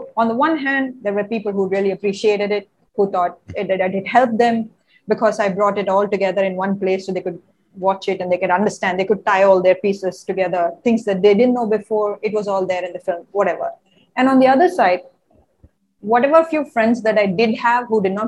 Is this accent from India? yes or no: yes; India